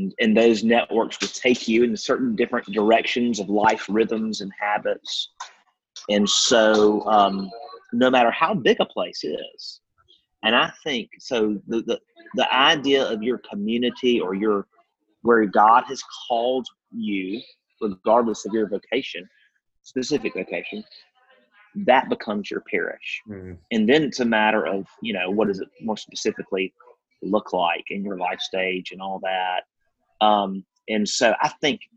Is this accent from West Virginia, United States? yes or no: no; Yazoo City, Mississippi, United States; moved away as an adult; now in Monroe, United States; I grew up in Yazoo City, Mississippi